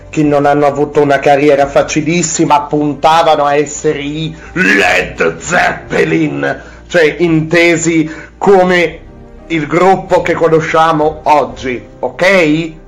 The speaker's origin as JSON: {"language": "Italian", "region": "Piedmont", "country": "Italy", "said": "sono sono piemontese"}